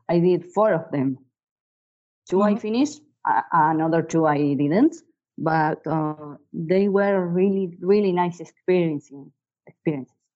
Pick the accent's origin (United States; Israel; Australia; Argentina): Argentina; Bahía Blanca, Buenos Aires Province; I'm a photographer from Bahia Blanca, Argentina.